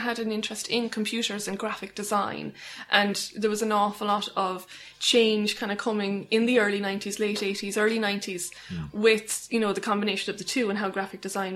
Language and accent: English; Cork, Munster, Ireland; accent: Cork; I grew up in Ballinlough, so just around the corner.